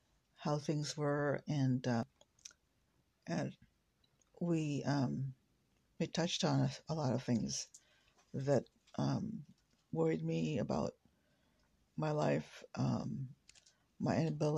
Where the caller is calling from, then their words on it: West Lafayette, Indiana, United States; I'm calling you from West Lafayette, Indiana.